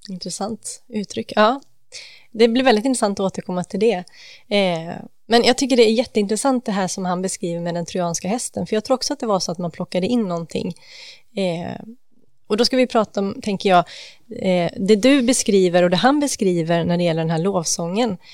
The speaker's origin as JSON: {"language": "Swedish", "town": "Gothenburg", "region": "Västra Götaland", "country": "Sweden", "tie": "born or raised there"}